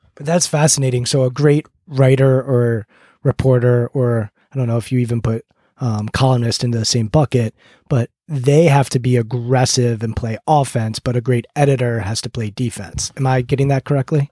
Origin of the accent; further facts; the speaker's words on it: United States; growing up outside Washington, D C area